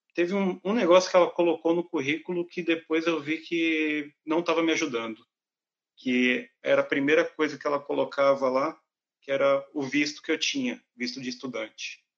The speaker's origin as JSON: {"language": "Portuguese", "country": "Brazil", "moved": "as an adult", "lives_now": "Ireland", "said": "quando a gente vem do Brasil para cá"}